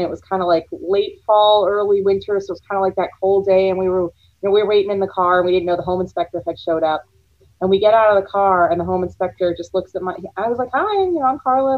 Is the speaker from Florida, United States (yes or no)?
yes; Florida, United States; I grew up in Florida